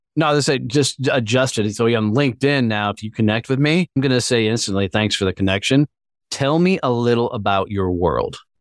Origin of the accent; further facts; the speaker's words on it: Fort Worth, Texas, United States; my hometown of Fort Worth, Texas